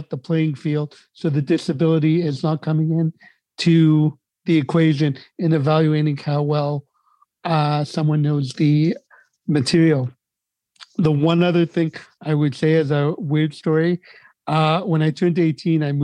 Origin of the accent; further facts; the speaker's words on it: Montreal, Quebec, Canada; I came from the Quebec school system because I grew up in Montreal